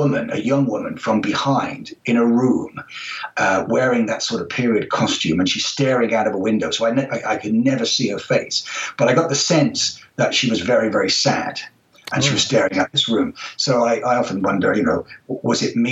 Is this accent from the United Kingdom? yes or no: yes; United Kingdom; also born or lived in Israel / Florida / France; now in New Zealand; growing up in Britain